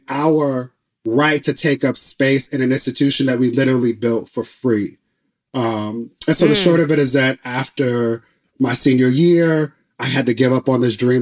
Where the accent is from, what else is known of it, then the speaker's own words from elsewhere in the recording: Inglewood, California, United States; I grew up in Inglewood, California